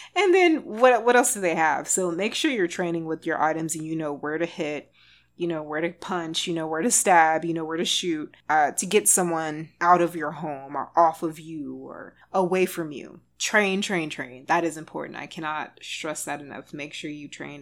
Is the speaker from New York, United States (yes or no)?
no; Texas, United States; I'm from Texas